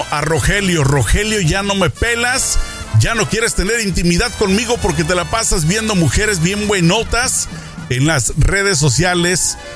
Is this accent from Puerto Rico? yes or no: no; Mexico; una costumbre más de Estados Unidos en mi época de juventud de niño en México pues no existía